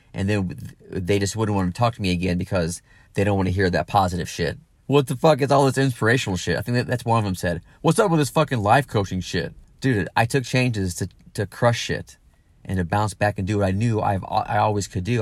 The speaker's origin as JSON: {"language": "English", "town": "Granite City", "region": "Illinois", "country": "United States", "tie": "born or raised there", "also_born_or_lived": "Los Angeles / San Diego / Nashville", "moved": "as an adult", "said": "my hometown, you know, the Midwest, the St. Louis area, Granite City, Illinois, where I'm from originally."}